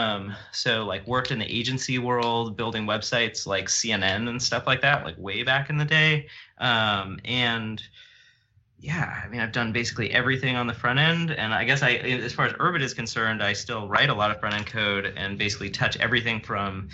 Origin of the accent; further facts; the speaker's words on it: Santa Cruz, California, United States; I'm actually from around here. I grew up in Santa Cruz